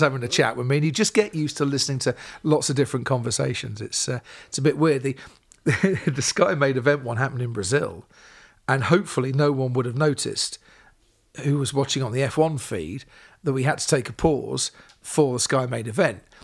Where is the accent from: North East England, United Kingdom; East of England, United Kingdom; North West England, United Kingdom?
East of England, United Kingdom; Stevenage; I grew up in Stevenage, small town in Hertfordshire.